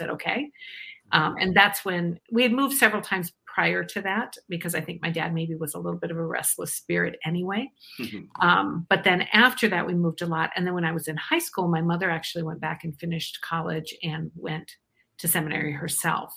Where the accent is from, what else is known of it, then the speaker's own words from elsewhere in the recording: Iowa, United States; now in Eden Prairie, United States; I'm actually from Iowa originally